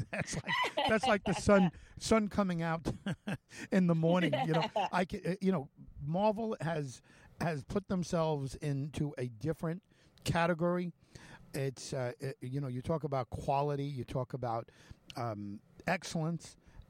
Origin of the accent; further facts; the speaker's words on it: California, United States; Well, I grew up in California